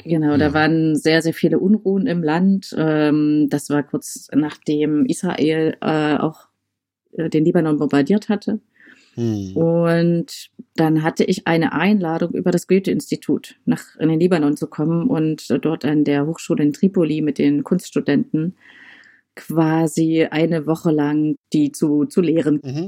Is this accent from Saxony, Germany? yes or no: yes; Saxony, Germany; also born or lived in Dresden; now in Halle, Germany; Ich komme ja eher so aus der sächsischen Ecke